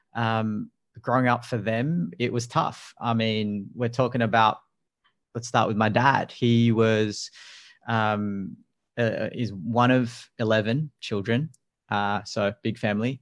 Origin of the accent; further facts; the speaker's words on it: Sydney, New South Wales, Australia; I'm from Sydney and we have 25 million people